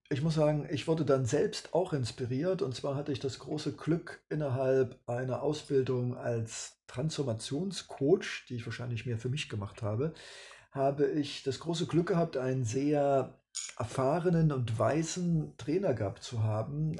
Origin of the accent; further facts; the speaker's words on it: East Germany, Germany; Ich komme aus dem Osten